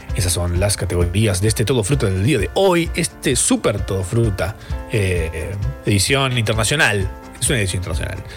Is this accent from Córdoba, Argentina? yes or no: yes; Capilla del Monte, Córdoba, Argentina; Capilla del Monte, de donde soy yo, de Córdoba